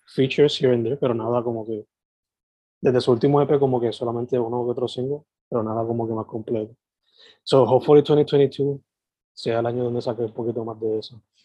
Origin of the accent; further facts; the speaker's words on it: Sabana Grande, Puerto Rico; now in San Juan metro area, Puerto Rico; yo soy originalmente de Sabana Grande San Germán y ahora vivo en el área metro